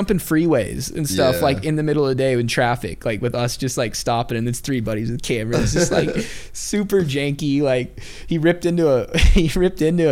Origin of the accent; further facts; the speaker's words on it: Oregon, United States; I grew up in Oregon